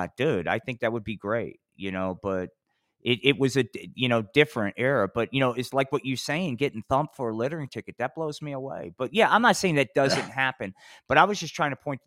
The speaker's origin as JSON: {"language": "English", "region": "New Jersey", "country": "United States", "tie": "born or raised there", "said": "growing up in Jersey."}